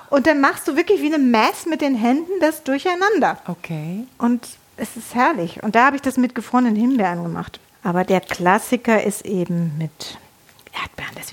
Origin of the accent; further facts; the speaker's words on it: Netherlands; dann vermisse ich oft so äh, meine Heimat. Mhm. Ja, weil Holland ist auch wunderschön in, im Frühling.